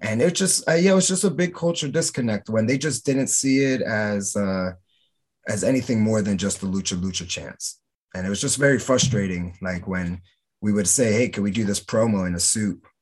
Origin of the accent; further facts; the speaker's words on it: Camden, New Jersey, United States; moved away as an adult; I'm from Camden, New Jersey